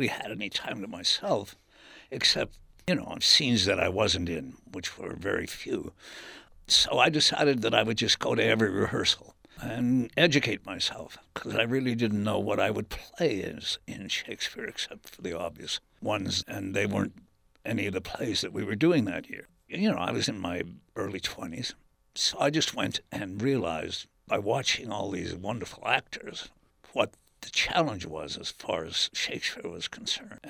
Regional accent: Canada; moved away; I'm from Canada originally.

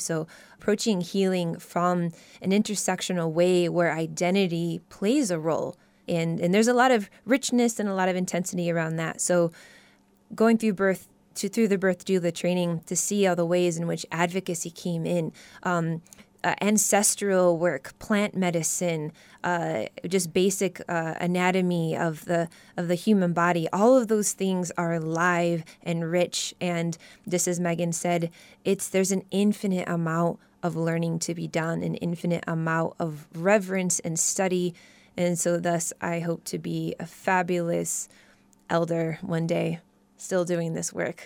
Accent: Midwest, United States; moved away; I was born and raised in the Midwest

